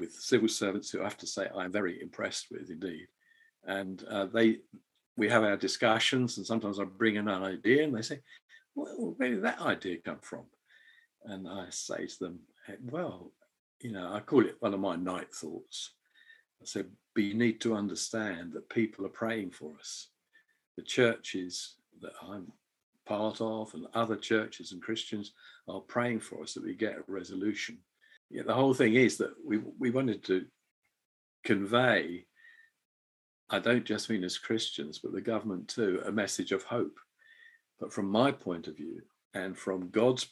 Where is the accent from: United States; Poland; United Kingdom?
United Kingdom; England; moved away as an adult; now in Edinburgh, United Kingdom; as an Englishman